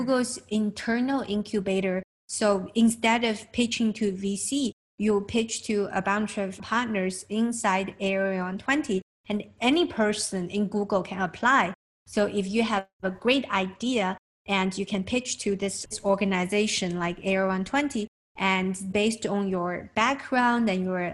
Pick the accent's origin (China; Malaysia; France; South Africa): China; now in United States; I'm from China.